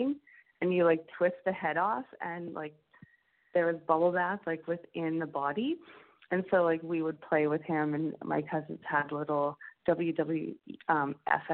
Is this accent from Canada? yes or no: yes; Alberta, Canada; growing up in Alberta